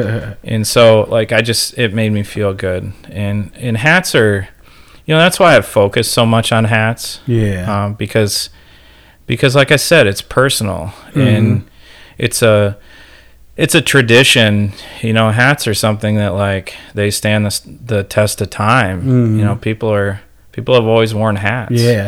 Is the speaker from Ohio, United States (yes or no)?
yes; Ohio, United States; now in Manistee, United States; I grew up in Ohio